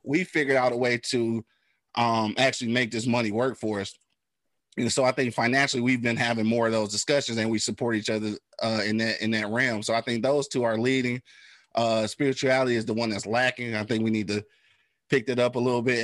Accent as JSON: {"language": "English", "town": "Detroit", "region": "Michigan", "country": "United States", "said": "I'm from the east side, bro. Like I'm from the 48205"}